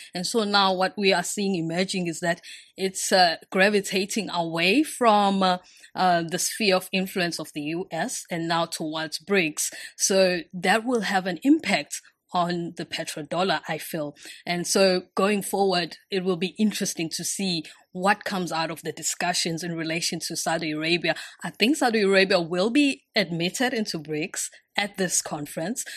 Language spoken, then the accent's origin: English; Durban, KwaZulu-Natal, South Africa; moved away as an adult; now in China; I'm from the city of Durban. Yes, I was born and raised there